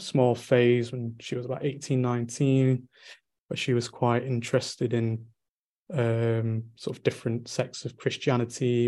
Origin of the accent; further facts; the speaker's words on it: Manchester, North West England, United Kingdom; I'm from Manchester in the, in, in, England